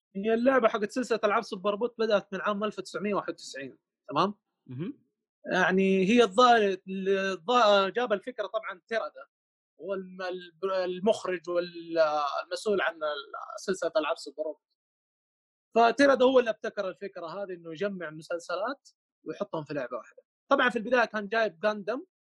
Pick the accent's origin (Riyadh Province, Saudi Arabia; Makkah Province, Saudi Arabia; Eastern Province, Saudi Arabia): Makkah Province, Saudi Arabia; Mecca; عندنا في مكه هنا